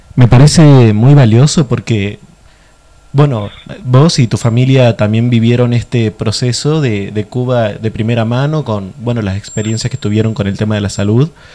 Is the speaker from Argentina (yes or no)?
yes; Argentina; nosotros como pueblo argentino